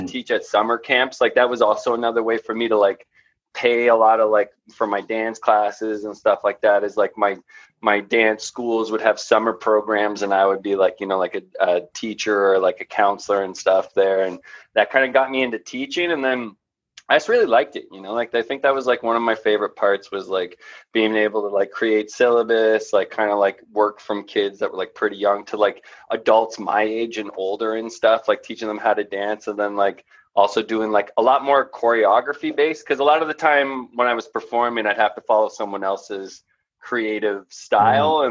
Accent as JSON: {"language": "English", "town": "Toronto", "region": "Ontario", "country": "Canada", "tie": "born or raised there", "said": "When I grew up in Toronto"}